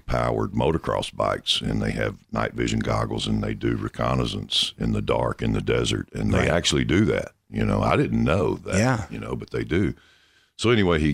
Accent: Shreveport, Louisiana, United States; Shreveport, Louisiana

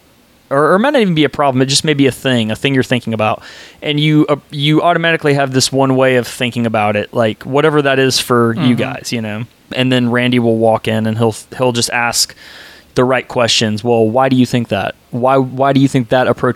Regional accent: Nashville, Tennessee, United States; moved away as an adult; also born or lived in Atlanta, Georgia; now in Dallas, United States; I'm originally from Atlanta, and then when I was a kid, I moved to Tennessee, and then I spent most of my life in Tennessee

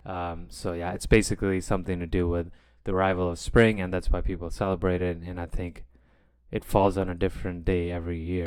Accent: India; moved away; growing up in India

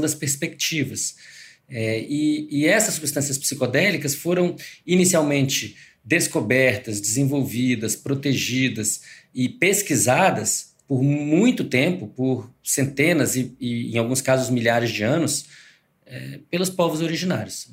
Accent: Brazil; eu sou eu sou brasileiro

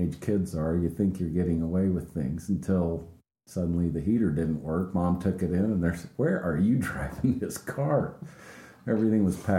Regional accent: Crescent City, California, United States; born in Crescent City, California

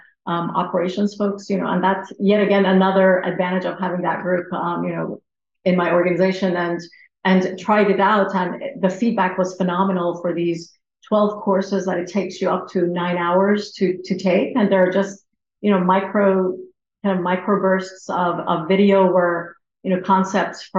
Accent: Iran; moved away; I was from Iran.

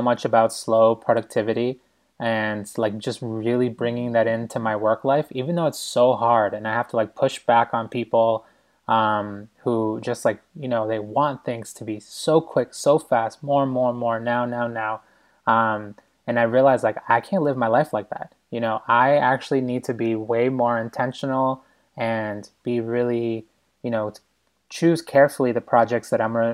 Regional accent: Boston, Massachusetts, United States; moved away as an adult; also born or lived in New York; I'm such a city boy. And I grew up in Boston, and then I, you know, just spent 7 years in New York

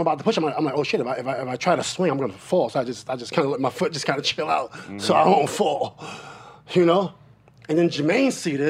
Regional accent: Queensbridge, New York, United States; I'm from Queensbridge, right?

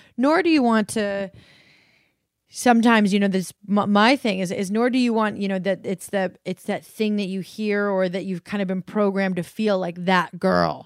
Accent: Colorado, United States; Ollie and I grew up in Colorado, like, on land

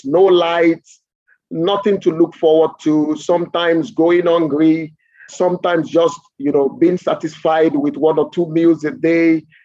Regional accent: Lagos, Nigeria; I grew up in Nigeria, and I must confess that I don't have pleasant memories of my childhood

